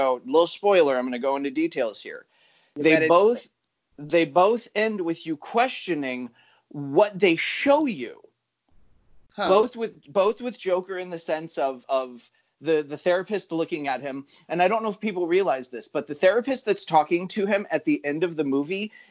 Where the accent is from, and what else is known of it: Encinitas, California, United States